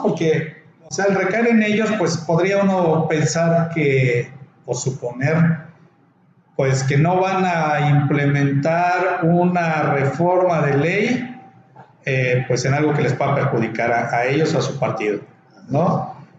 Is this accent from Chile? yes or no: no; Mexico; nosotros como ciudadanos mexicanos